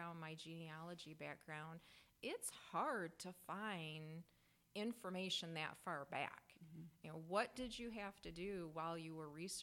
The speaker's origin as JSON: {"language": "English", "town": "Durand", "region": "Michigan", "country": "United States", "tie": "born or raised there", "said": "I grew up in Duran, lived out on Lansing Road, so went to Duran High School"}